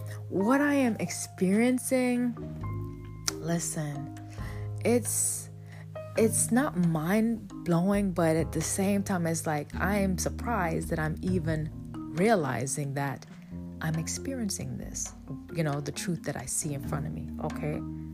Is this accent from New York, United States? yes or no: yes; Bronx, New York, United States; moved away; I'm coming from the Bronx. Bronx, New York, okay? No, I wasn't in New York for a long time, but long enough to have my experiences